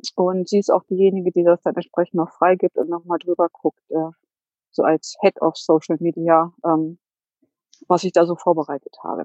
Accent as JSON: {"language": "German", "town": "Hanover", "region": "Lower Saxony", "country": "Germany", "said": "Ich komme aus Hannover"}